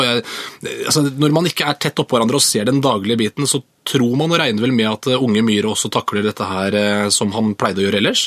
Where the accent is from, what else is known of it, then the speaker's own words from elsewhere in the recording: Moss, Østfold, Norway; also born or lived in Sarpsborg; Jeg er østfolding, men jeg er også mossing.